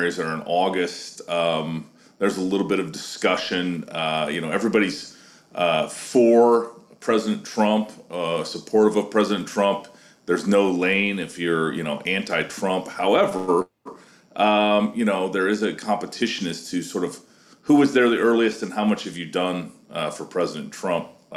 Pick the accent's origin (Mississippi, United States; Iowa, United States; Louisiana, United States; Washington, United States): Iowa, United States; my home state of Iowa